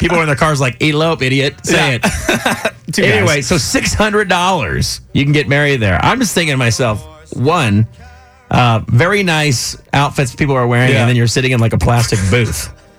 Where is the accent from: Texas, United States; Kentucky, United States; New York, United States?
Texas, United States; San Antonio; We're from San Antonio.